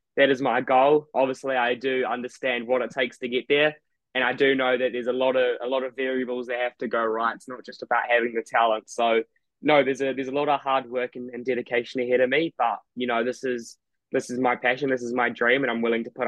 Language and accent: English; New Zealand; now in United Kingdom; I was born here, but I grew up in New Zealand, so I'm kind of new to the country.